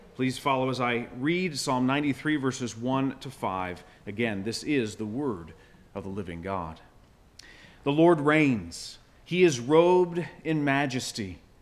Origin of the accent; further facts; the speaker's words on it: Florida, United States; moved away as an adult; now in Michigan, United States; I was born in Florida. I grew up uh, surfing